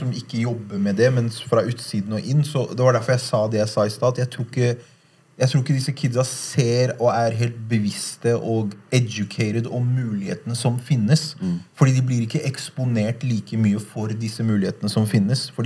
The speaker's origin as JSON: {"language": "Norwegian", "region": "Oslo", "country": "Norway", "tie": "born or raised there", "said": "jeg vokste jo opp her, liksom, på Haugenstad."}